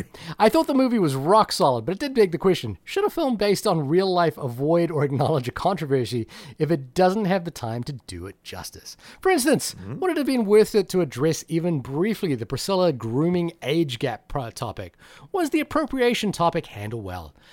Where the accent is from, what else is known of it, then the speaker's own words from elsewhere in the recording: New Zealand; also born or lived in Fiji; now in United States; I've always thought of myself as a New Zealander